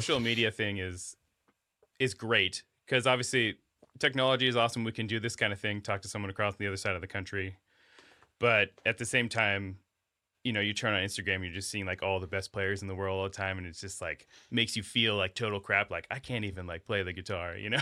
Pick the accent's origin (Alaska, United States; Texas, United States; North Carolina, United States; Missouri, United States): Alaska, United States; moved away; I grew up in Alaska